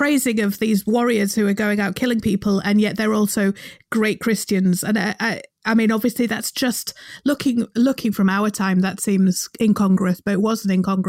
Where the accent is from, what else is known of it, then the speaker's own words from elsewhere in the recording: Yorkshire and the Humber, United Kingdom; I grew up in Yorkshire.